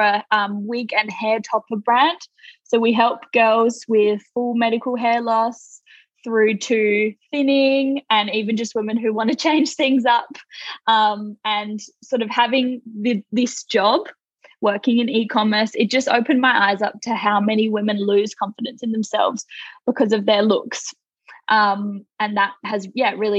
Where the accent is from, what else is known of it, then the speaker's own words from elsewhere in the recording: Australia; If you can't tell from my accent, I'm from Australia